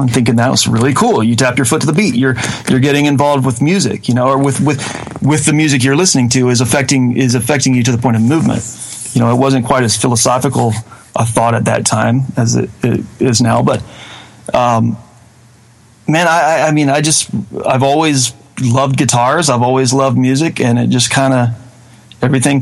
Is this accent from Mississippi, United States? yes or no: yes; Batesville, Mississippi, United States; moved away as an adult; also born or lived in Murfreesboro, Tennessee; I was born and raised in North Mississippi, about 45 minutes south of Memphis, on I-55, and ended up moving to Murfreesboro, Tennessee